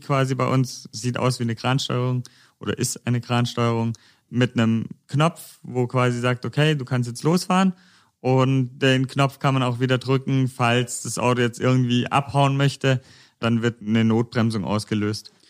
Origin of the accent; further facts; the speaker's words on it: near Konstanz, Baden-Württemberg, Germany; moved away as an adult; now in Stuttgart, Germany; Ich komme eigentlich ursprünglich aus der Nähe von Konstanz. Ich studiere gerade in Stuttgart